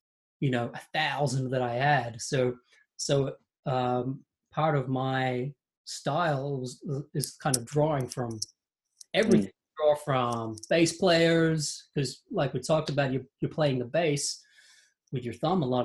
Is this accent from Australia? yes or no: yes; Australia; I grew up in Australia